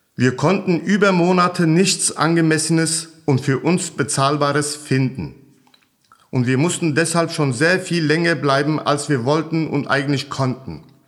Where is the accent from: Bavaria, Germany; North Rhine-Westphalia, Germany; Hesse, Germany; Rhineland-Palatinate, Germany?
Hesse, Germany; Hanau; ich bin 1974 in Hanau geboren